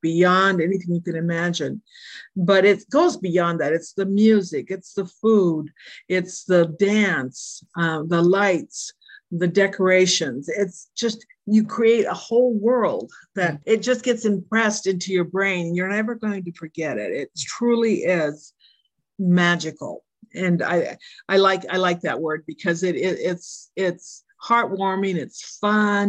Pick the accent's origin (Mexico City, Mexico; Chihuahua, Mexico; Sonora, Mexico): Mexico City, Mexico; now in United States; I'm an American citizen now, but I was born in Mexico City.